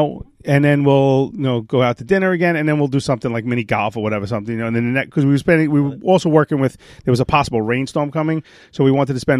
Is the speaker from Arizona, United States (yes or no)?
no; New York, United States; accent: Brooklyn; I got terrible Brooklyn.